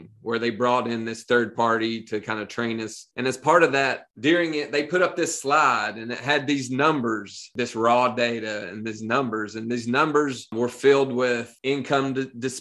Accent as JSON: {"language": "English", "region": "Appalachia", "country": "United States", "said": "I'm from Appalachia. And on paper, that's my home"}